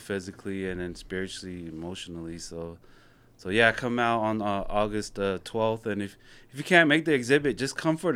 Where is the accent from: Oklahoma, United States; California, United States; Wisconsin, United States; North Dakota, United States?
California, United States; growing up in California